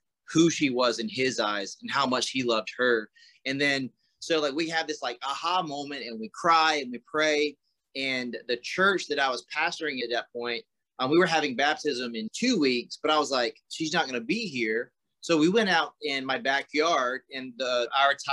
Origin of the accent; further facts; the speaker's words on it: South Carolina, United States; moved away as an adult; now in Iowa, United States; So I grew up in South Carolina, but I haven't lived in South Carolina since I was 18